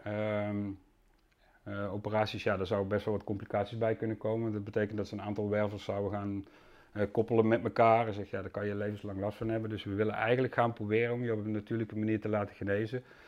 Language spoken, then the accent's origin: Dutch; Susteren, Limburg, Netherlands; accent: soft G; moved away as an adult; also born or lived in Amsterdam, Netherlands; now in Landsmeer, Netherlands; ik kom oorspronkelijk uit Limburg vandaan, dus er zit nog iets in van een zachte G. Ja. Eh, ik heb bijna 23 jaar in Limburg gewoond, in Susteren.